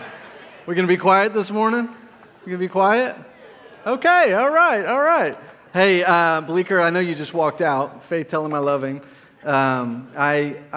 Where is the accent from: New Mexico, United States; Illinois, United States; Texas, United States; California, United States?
Texas, United States; Plano; I grew up in Plano